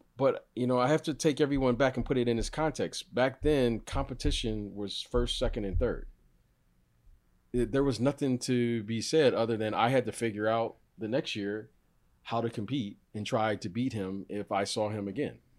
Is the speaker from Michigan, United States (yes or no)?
yes; Detroit, Michigan, United States; I grew up in Detroit